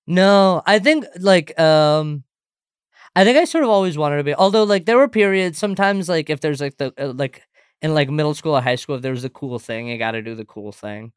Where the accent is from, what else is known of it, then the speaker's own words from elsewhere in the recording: St. Louis, Missouri, United States; also born or lived in India / Singapore; I was born in India, and then I moved to Singapore when I was seven, and then I moved to Saint Louis when I was ten